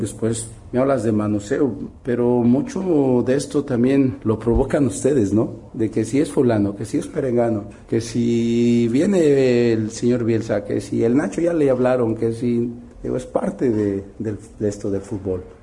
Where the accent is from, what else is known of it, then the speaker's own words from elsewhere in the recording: Mexico; como mexicano